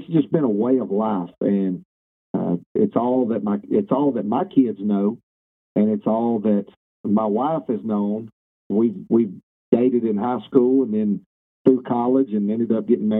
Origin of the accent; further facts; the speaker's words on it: Jena, Louisiana, United States; also born or lived in Monroe, Louisiana; I grew up in Central Louisiana